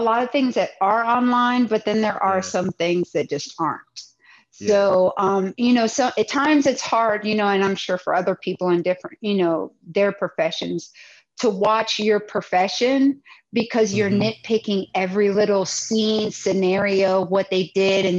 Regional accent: Wooster, Ohio, United States; moved away as an adult; also born or lived in Virginia / Washington, DC metro area; now in Dallas, United States; I'm a Midwesterner. I come from Ohio. I'm originally from Worcester, Ohio.

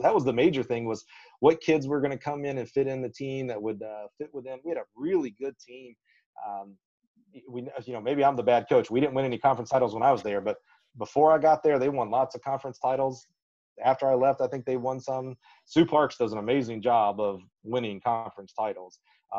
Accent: Alabama, United States; accent: Southern; I used to have a great Southern accent, growing up in Alabama. Now I'm boring. I'm in the middle of the road accent.

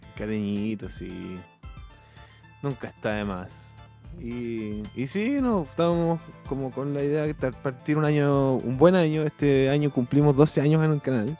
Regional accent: Chile; now in United States; como buen chileno

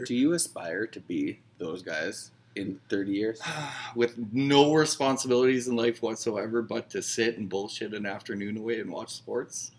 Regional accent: Northern Saskatchewan, Canada; I'm from Northern Sasky.

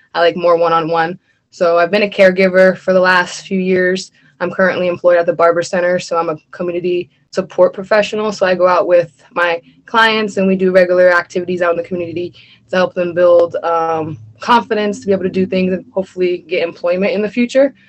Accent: Erie, Pennsylvania, United States; I live on the Lower East Side. I was raised on Fifth and Wallace

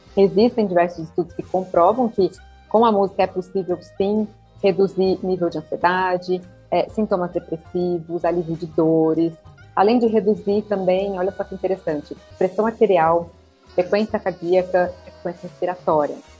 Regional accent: Olímpia, São Paulo, Brazil; moved away as an adult; also born or lived in Ribeirão Preto; now in São Paulo, Brazil; Eu sou natural de Olímpia, interior de São Paulo

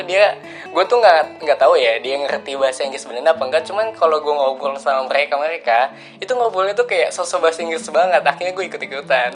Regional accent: Bekasi, West Java, Indonesia; Gua lahir di Bekasi, tepat pada tanggal lima belas Juli.

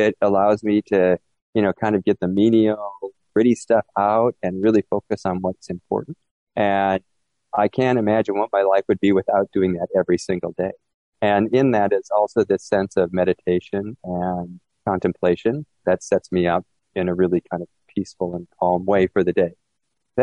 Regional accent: Minnesota, United States; I grew up in Minnesota, in a Catholic German family

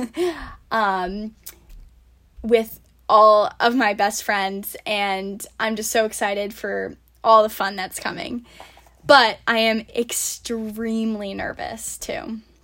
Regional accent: Warwick, Rhode Island, United States; also born or lived in Narragansett, Rhode Island / Fairfield, Connecticut; I grew up in Warwick

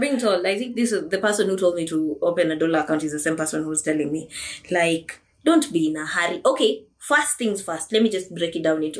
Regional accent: Kenya; as Kenyan youth

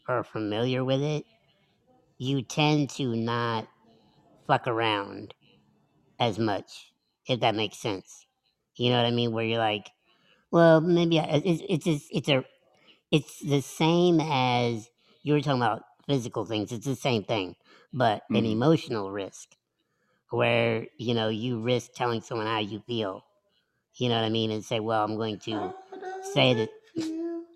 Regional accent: the Midwest / Indiana, United States; moved away as an adult; also born or lived in Philadelphia; I'm from the Midwest

